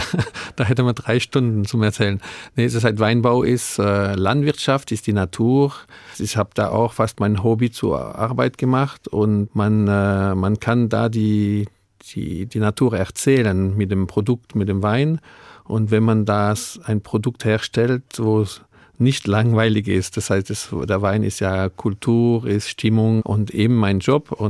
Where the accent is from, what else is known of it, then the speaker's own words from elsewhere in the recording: Grand Est, France; accent: Alsatian; ich bin äh, mit Elsässisch aufgewachsen. Das heißt, ich habe schon Elsässer Akzent.